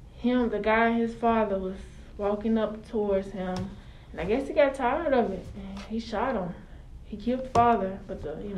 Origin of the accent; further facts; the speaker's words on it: Brownsville, Tennessee, United States; I'm from Brownsville, Tennessee.